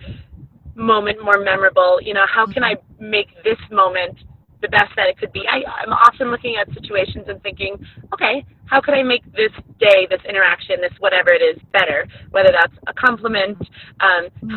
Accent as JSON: {"language": "English", "region": "Minnesota", "country": "United States", "tie": "born or raised there", "said": "I'll be headed back to Minnesota to do some more trips in my home state"}